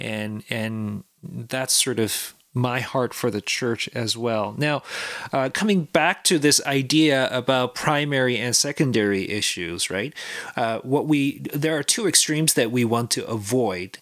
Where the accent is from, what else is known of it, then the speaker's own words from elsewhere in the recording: South Korea; now in Canada; I come from Korea, South Korea